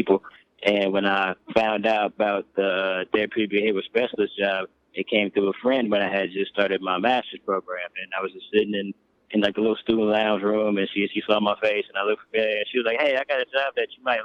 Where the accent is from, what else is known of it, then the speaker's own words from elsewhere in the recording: Oakland, California, United States; growing up in Oakland, I got to see a lot of different things